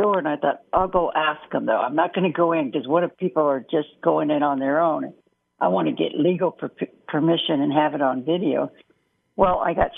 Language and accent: English; Boise, Idaho, United States; I'm from Boise and the events here are little